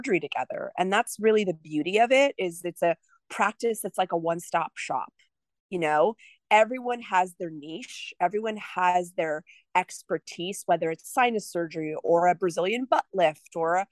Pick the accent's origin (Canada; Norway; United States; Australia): United States; New Jersey; moved away as an adult; also born or lived in Rhode Island / New York; now in Houston, United States; I'm from New Jersey